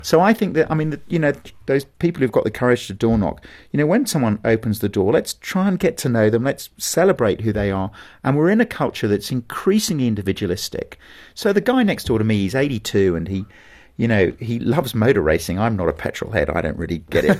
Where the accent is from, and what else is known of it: England, United Kingdom